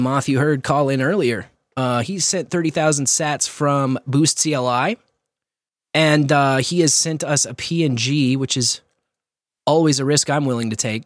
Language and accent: English; Kearney, Missouri, United States; my hometown, Kearney